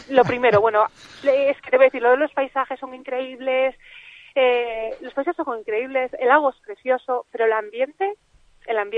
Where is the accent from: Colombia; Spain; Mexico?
Spain; Galicia; yo soy gallega